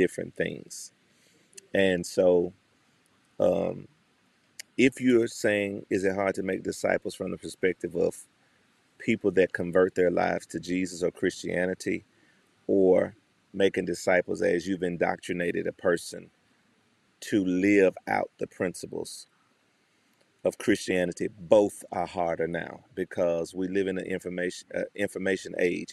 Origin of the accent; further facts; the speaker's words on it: Memphis, Tennessee, United States; from Memphis, Tennessee, born and bred